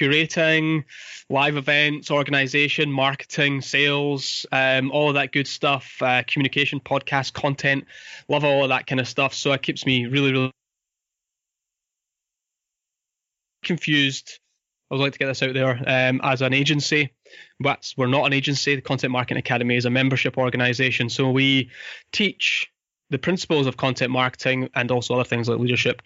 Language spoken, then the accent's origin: English; Fife, Scotland, United Kingdom; I grew up in Fife. I went to school here.